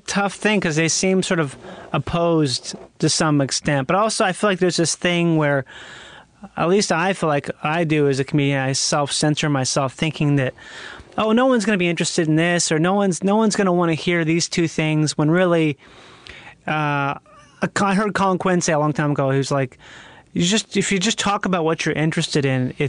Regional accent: Rochester, Minnesota, United States; I'm from Minnesota.

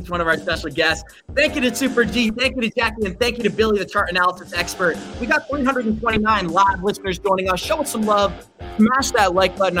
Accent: Lebanon; I am from Lebanon.

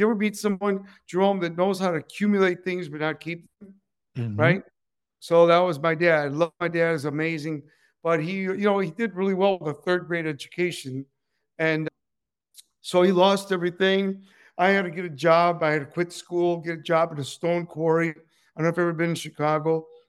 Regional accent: Cuba; English is a second language; moved away; also born or lived in Joliet, Illinois / Southern California; I was born in Cuba, and we escaped.

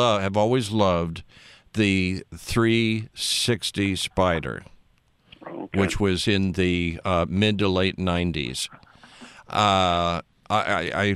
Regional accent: Los Angeles, California, United States; moved away as an adult; also born or lived in Washington; I grew up in Brentwood, and that was like going out in the country

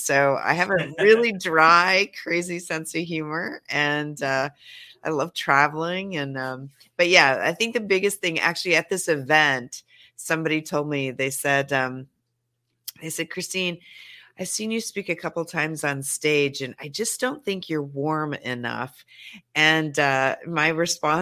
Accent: Montana, United States; now in Los Angeles, United States; I am a Montana country girl through and through

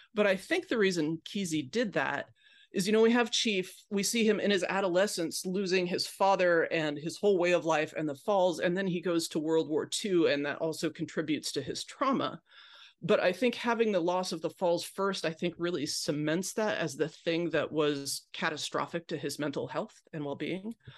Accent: Pacific Northwest, United States; I grew up in the Pacific Northwest

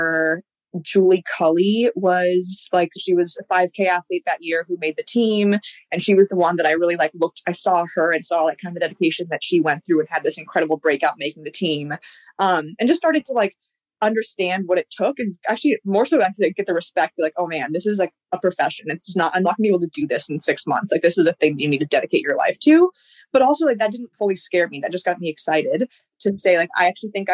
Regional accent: California, United States; I grew up in California, went through like California track

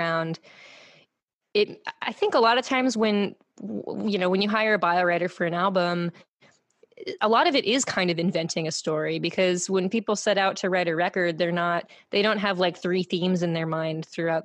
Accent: New York, United States; also born or lived in Massachusetts; I grew up in New York, and I grew up in New York, then moved a couple other places

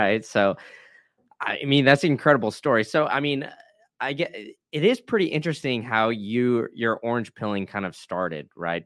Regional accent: Austin, Texas, United States; I grew up in Austin

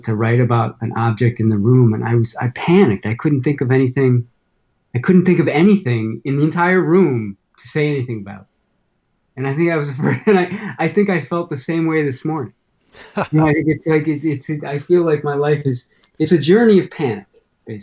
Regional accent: Chicago, Illinois, United States; also born or lived in White River Junction, Vermont; now in New Hampshire, United States; I grew up in Chicago

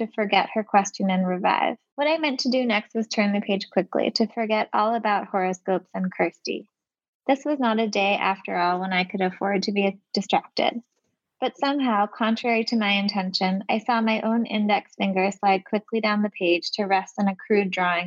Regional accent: Palo Alto, California, United States; moved away; also born or lived in Michigan; I'm from the Bay Area. I'm from Palo Alto

